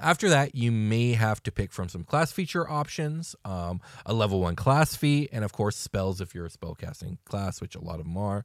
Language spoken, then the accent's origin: English; United States; we're very American in our point of view